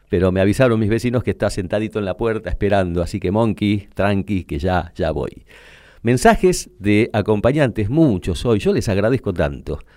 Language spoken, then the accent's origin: Spanish; Argentina; esto pasa, pasa desde que somos Argentina, digamos.